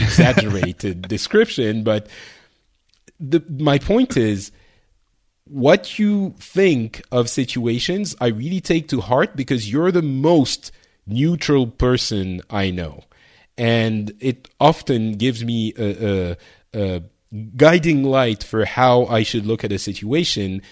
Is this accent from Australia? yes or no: no; Lebanon; moved away; I was born in Lebanon.